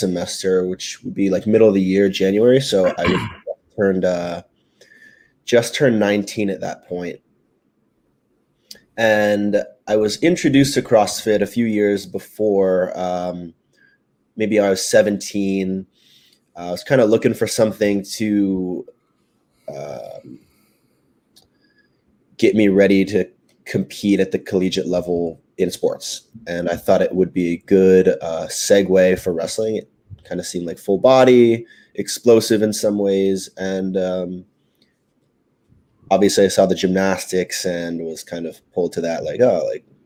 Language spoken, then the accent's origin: English; Maryland, United States; also born or lived in West Virginia; I'm from Maryland, so we have University of Maryland